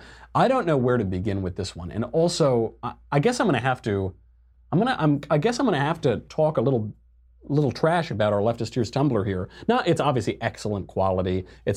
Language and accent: English; Arizona, United States; you're going to end up like those troglodyte knuckle draggers in my home state of Arizona.